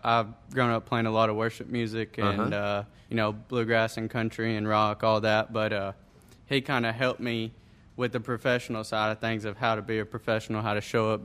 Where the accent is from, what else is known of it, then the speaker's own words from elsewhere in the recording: McMinnville, Tennessee, United States; I was born and raised in McMinnville, Tennessee, in the middle of nowhere